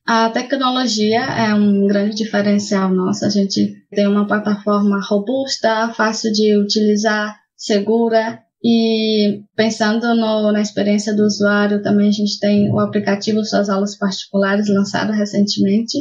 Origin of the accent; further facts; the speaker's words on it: Brazil; moved away as an adult; now in Spain; Eu sou do Brasil, mas atualmente moro na Espanha já faz quase sete anos